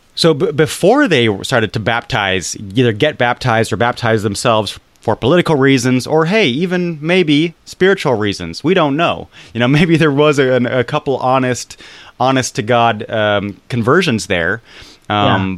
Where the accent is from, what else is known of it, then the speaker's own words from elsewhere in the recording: United States; As an American